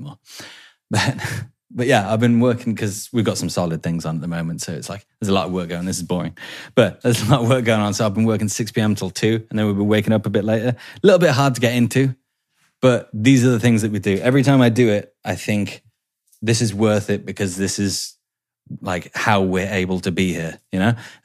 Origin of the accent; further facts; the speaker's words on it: England, United Kingdom; moved away; I'm English